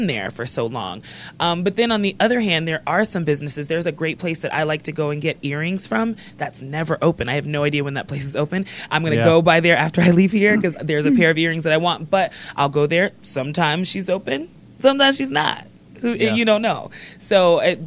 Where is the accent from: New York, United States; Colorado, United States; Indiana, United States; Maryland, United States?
New York, United States; New York City; now in Denver, United States; I'm also from Brooklyn